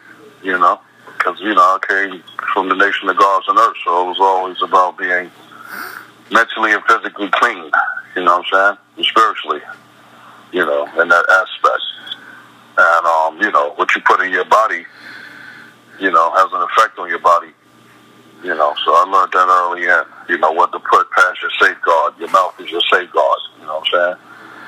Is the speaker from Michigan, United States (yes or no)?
no; Brooklyn, New York, United States; You know, it was just like, you know, it was rough. You know, at the end of the day, but you know, like any other place, I survived, man.